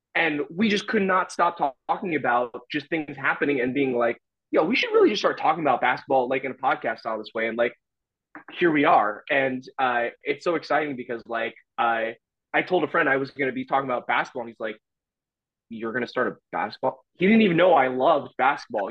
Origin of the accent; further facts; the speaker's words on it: Orlando, Florida, United States; now in Seattle, United States; I'm from Orlando, Florida. So I rep Orlando hard, and I live in Seattle now